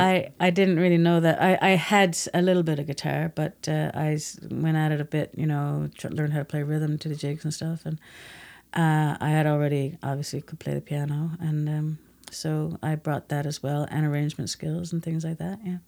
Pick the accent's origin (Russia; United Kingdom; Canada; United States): Canada; Grand Falls-Windsor, Newfoundland and Labrador; I'm from Grand Falls. I grew up in Grand Falls and left, uh, just before I finished grade eleven